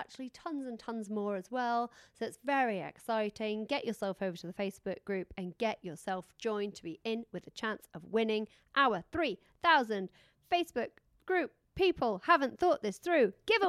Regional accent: Yorkshire and the Humber, United Kingdom; I am from Yorkshire.

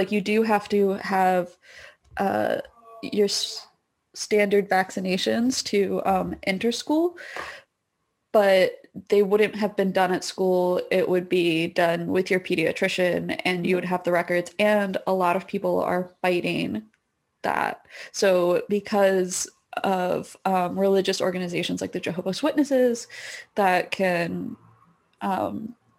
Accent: United States; moved away as an adult; now in Canada; I'm an American

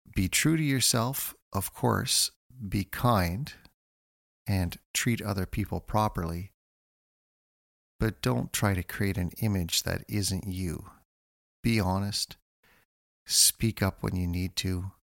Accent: North Bay, Ontario, Canada; I grew up in North Bay, Ontario

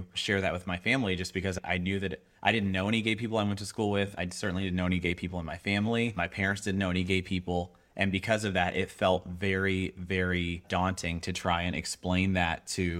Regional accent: the South, United States; So I grew up in the South.

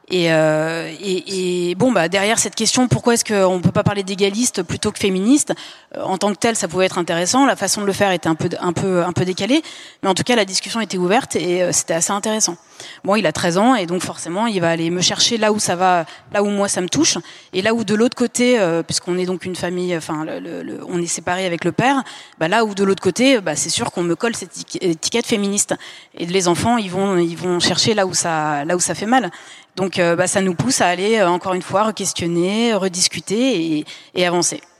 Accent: Lyon, Auvergne-Rhône-Alpes, France; On est de Lyon

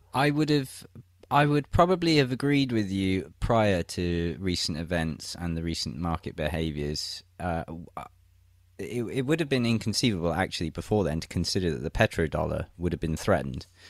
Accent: England, United Kingdom; moved away as an adult; now in St. Petersburg, Russia; my home country of England

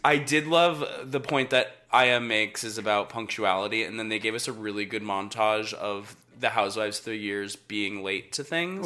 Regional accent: Atlanta, Georgia, United States; I grew up in Atlanta

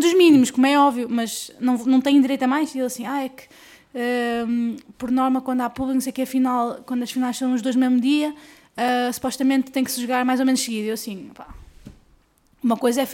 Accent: Guimarães, Norte, Portugal; eu sou do Norte

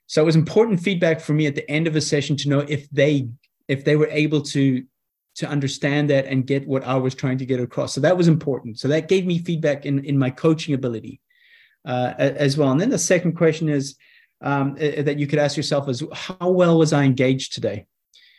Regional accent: South Africa; growing up in South Africa

